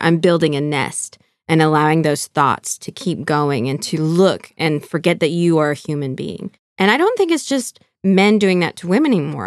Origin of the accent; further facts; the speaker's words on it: California, United States; moved away as an adult; also born or lived in Arizona; now in Fort Wayne, United States; growing up in California